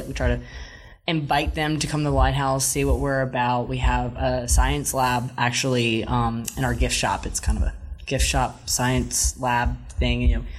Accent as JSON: {"language": "English", "town": "New Orleans", "region": "Louisiana", "country": "United States", "tie": "born or raised there", "said": "I'm born and raised in New Orleans."}